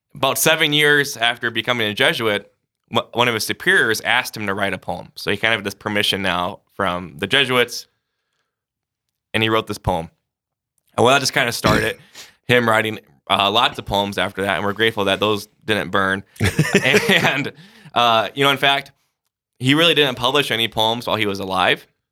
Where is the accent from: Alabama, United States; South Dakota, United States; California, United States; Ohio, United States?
South Dakota, United States; Sioux Falls; I'm from Sioux Falls, so was born and raised here.